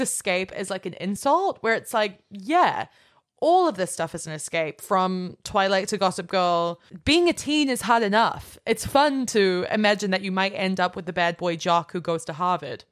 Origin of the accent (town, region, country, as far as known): Australia; now in United States